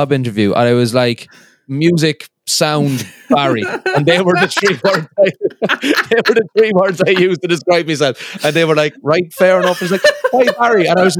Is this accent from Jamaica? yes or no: no; Ireland; I've never actually been to Belfast, believe it or not. I'm from the Republic of Ireland.